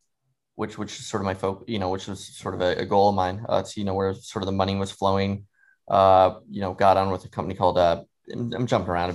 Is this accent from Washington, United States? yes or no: yes; Seattle, Washington, United States; moved away; also born or lived in New York City, United States; I grew up in Seattle for a while and really liked it